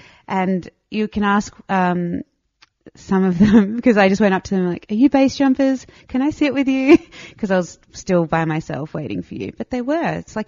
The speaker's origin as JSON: {"language": "English", "country": "Estonia", "also_born_or_lived": "Australia", "said": "Yeah, if you don't know, I'm from Estonia as well as Australia, which are two different countries."}